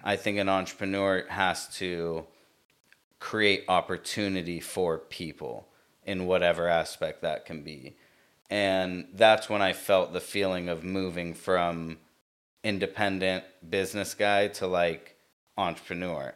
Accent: United States; I was born here, uh, sister brother born here. So we're American

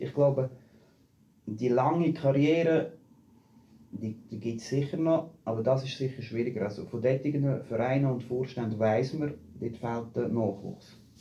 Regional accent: Büren, Switzerland; moved away; also born or lived in Zurich; ich komme ursprünglich aus Büren

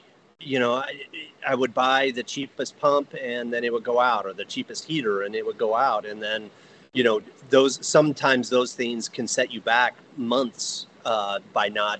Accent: Evergreen, Colorado, United States; also born or lived in San Mateo, California / Foster City, California; I grew up here in Evergreen, Colorado

